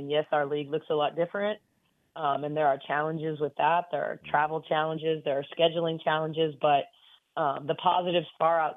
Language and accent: English; Midwest, United States; also born or lived in Michigan / Ohio / Indiana / Wisconsin; I grew up in Big Ten country. I mean